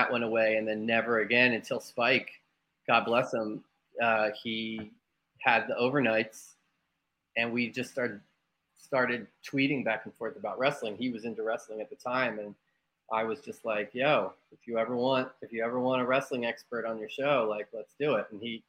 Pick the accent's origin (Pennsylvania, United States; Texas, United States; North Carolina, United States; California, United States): Pennsylvania, United States; Bucks County; I'm a kid from Bucks County